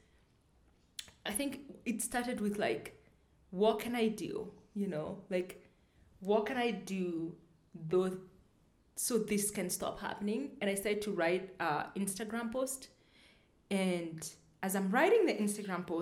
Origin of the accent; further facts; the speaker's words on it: Kenya; also born or lived in United States; I am black. I am African, I'm Kenyan, I'm a Kikuyu